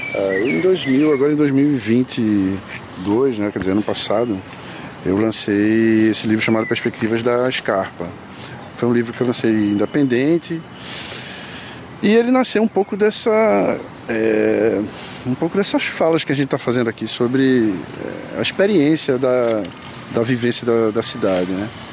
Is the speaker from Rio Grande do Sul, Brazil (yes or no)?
no; Olinda, Pernambuco, Brazil; also born or lived in Recife; Nasci em Recife, mas fui criado em Olinda.